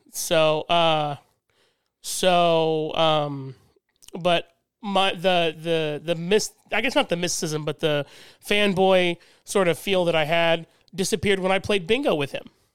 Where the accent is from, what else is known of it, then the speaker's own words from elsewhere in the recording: Midwest, United States; being a Midwesterner